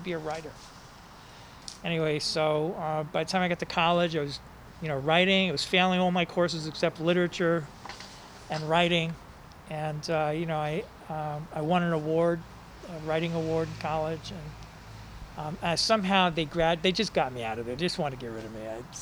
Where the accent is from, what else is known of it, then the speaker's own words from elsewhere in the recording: New York City, New York, United States; moved away as an adult; also born or lived in Israel / San Francisco; I was from the Bronx, New York